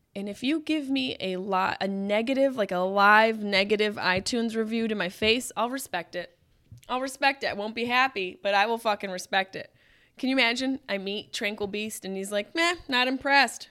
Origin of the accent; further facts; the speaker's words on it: Syracuse, New York, United States; my house where I grew up in Syracuse, New York